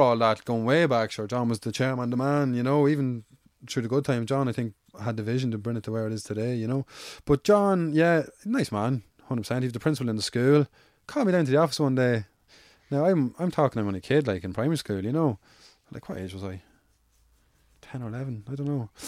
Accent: Ireland; I grew up in Avon by both sides of the town, so I'm from Severlands.

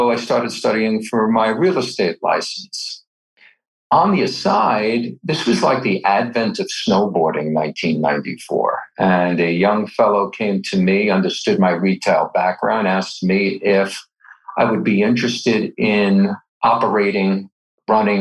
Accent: New York, United States; moved away as an adult; now in Aspen, United States; I'm originally from New York

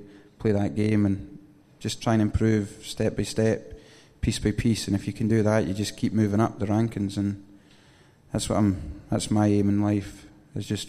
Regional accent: Oban, Scotland, United Kingdom; moved away as an adult; also born or lived in Louisiana; I've been brought up... obviously in Oban. I lived on the golf course

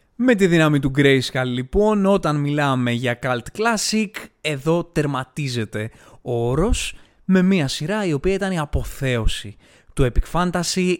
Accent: Greece; εμείς σαν Έλληνες

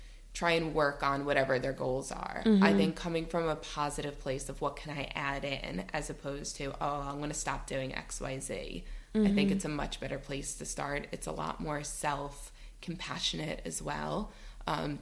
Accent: New York, United States; moved away as an adult; now in United Kingdom; I'm from New York, but I moved here 6 years ago

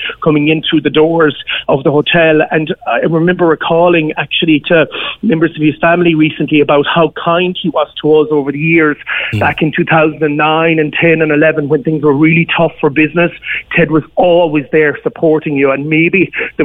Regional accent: West Limerick, Munster, Ireland; now in Cork, Ireland; I'm originally from West Limerick myself

